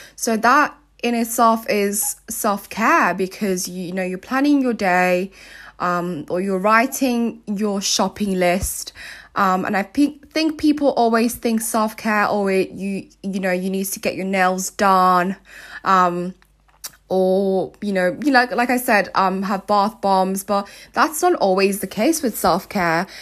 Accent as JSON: {"language": "English", "country": "Nigeria", "tie": "born or raised there", "also_born_or_lived": "South Africa", "moved": "yes", "lives_now": "United Kingdom", "said": "I grew up in Nigeria and South Africa"}